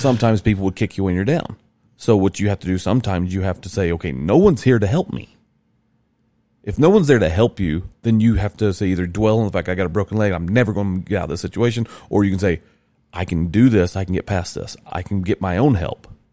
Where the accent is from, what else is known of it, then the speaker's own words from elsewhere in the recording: Rome, Georgia, United States; where I grew in Rome, Georgia